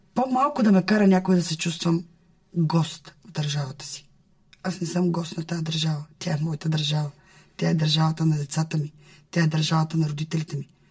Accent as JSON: {"language": "Bulgarian", "country": "Bulgaria", "said": "аз като една българка от ромски происход, много обичаща държавата си"}